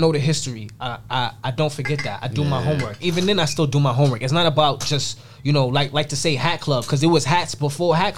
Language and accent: English; New York City, New York, United States; I'm a nobody from Queens.